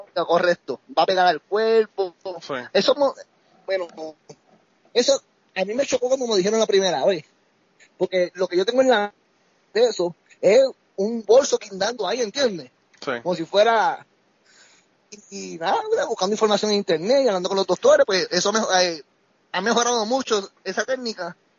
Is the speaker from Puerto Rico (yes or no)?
yes; Bayamón, Puerto Rico; moved away as an adult; now in Colorado, United States; yo soy de Bayamón, de la calle Comerío